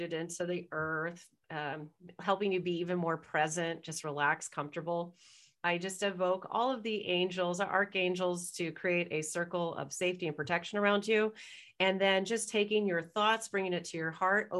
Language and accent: English; Irvine, California, United States; moved away as an adult; now in Toronto, Canada; I was like born and raised in Orange County, Irvine.